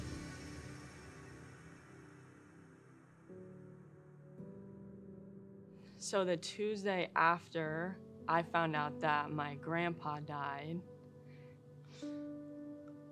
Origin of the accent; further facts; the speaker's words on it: Kansas, United States; moved away as an adult; also born or lived in Auburn, Alabama; now in Pensacola, United States; I am originally from Kansas